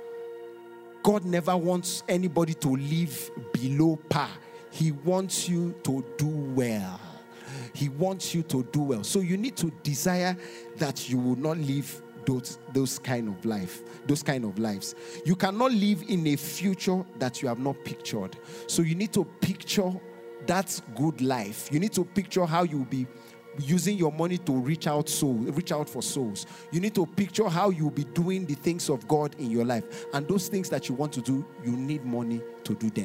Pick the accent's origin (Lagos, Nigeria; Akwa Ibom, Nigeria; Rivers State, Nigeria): Lagos, Nigeria; I grew up in where we call Olodia Papa in Lagos